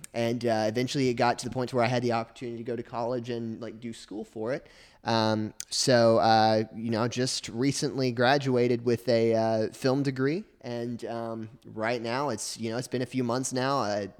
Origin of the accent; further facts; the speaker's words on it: Arkansas, United States; I grew up in Arkansas, and I always sort of was passionate about telling stories.